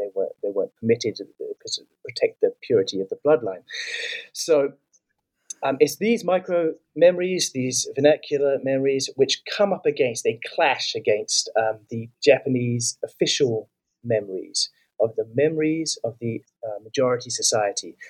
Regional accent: New Zealand; I'm from New Zealand

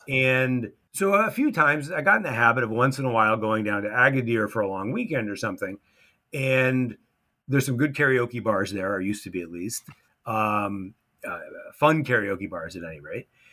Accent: United States; moved away as an adult; also born or lived in Morocco; being an American at an American school

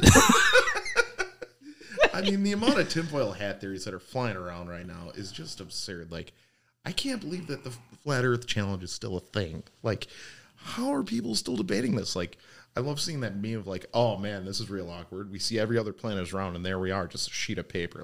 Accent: St. Cloud, Wisconsin, United States; I grew up on the East Side of Winnebago in a small town called Saint Cloud.

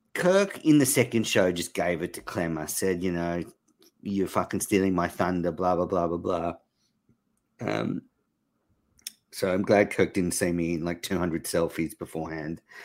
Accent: Australia; moved away; I'm obviously Australian

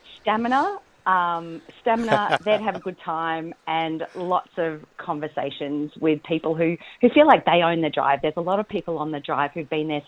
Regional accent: Maffra, Victoria, Australia; I'm actually in Gippsland as we speak in my hometown of Maffra.

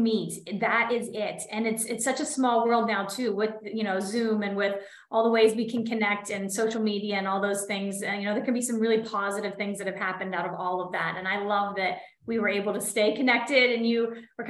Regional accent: Clarion, Pennsylvania, United States; I am from Clarion, Pennsylvania, about 2 hours outside of Pittsburgh. I am now living in my hometown

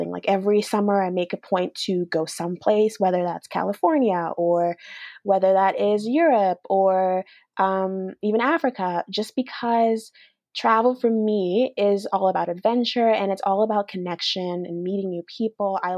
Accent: Alberta, Canada; also born or lived in Australia; And yeah, so I'm from Alberta, Canada. I've lived there for 15 years. Prior to that, I used to live in Australia

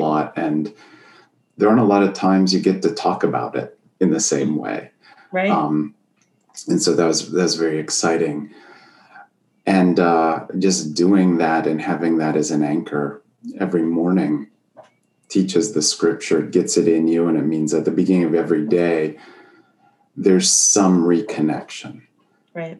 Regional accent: Erie, Pennsylvania, United States; now in Sharon, Pennsylvania, United States; I grew up in Erie, Pennsylvania.

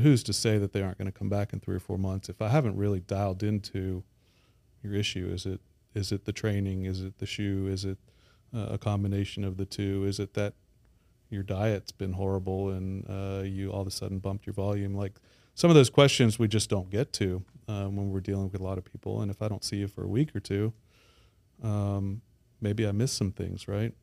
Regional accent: Baton Rouge, Louisiana, United States; moved away as an adult; also born or lived in Midwest / New Orleans; I grew up in Baton Rouge, uh, have been away for about twenty years

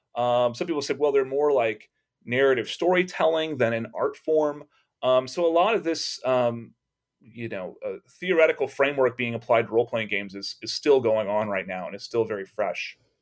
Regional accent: Texas, United States; growing up in Texas

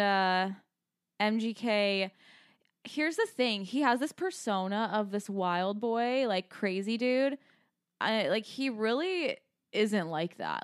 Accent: Scottsdale, Arizona, United States; We're from Scottsdale

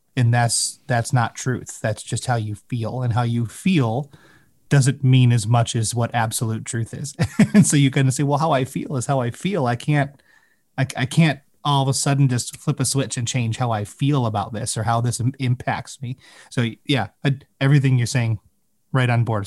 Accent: Chicago, Illinois, United States; growing up in the Chicago area

